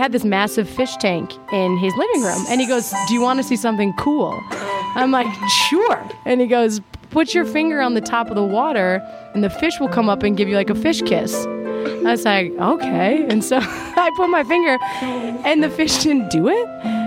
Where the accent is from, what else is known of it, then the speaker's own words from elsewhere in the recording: Minnesota, United States; I'm a Minnesotan